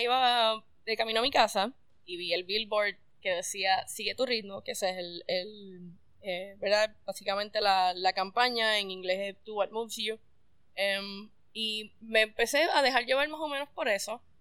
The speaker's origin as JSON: {"language": "Spanish", "town": "Mayagüez", "country": "Puerto Rico", "tie": "born or raised there", "also_born_or_lived": "San Juan", "moved": "as an adult", "said": "me fui como a los 18, yo soy del área oeste, nací en Mayagüez"}